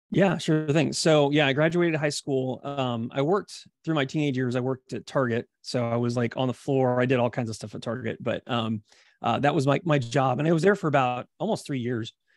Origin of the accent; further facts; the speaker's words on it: Columbia, Missouri, United States; I grew up in Columbia, Missouri, which is kind of in between Saint Louis and Kansas City